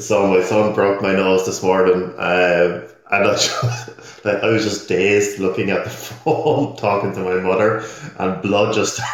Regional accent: Ireland; now in West Coast, United States; Stevie and I, as Irish guys living in the States on the West Coast, sometimes it's hard to maintain the relationship properly with your family back in Ireland

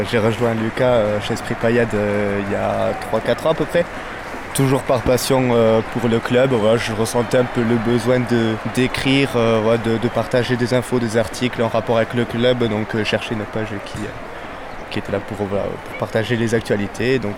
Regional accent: Marsan, France; je suis de Marsan, je fais le trajet chaque week-end euh, pour revenir voir les matchs ici à Montpellier.

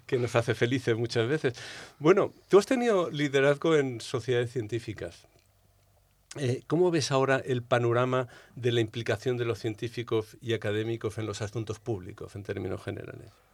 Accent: Balearic Islands, Spain; De mi tierra, de Baleares

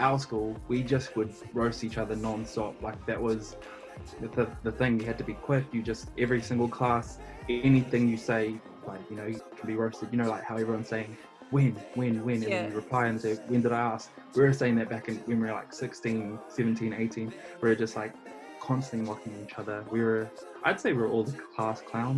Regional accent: Auckland, New Zealand; Yep, so I grew up in Auckland. I have lived my whole life here in Pakeranga, East Auckland

